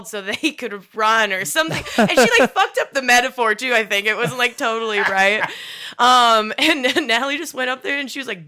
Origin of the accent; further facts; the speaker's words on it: Upper Michigan, United States; moved away; I'm from Upper Michigan